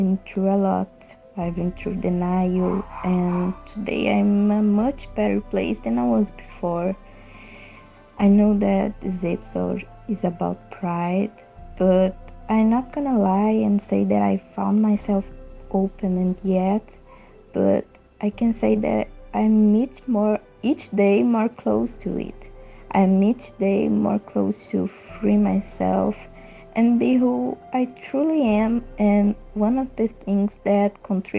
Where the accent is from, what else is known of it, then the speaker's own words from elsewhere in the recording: Brazil; I am 19 years old and I'm from Brazil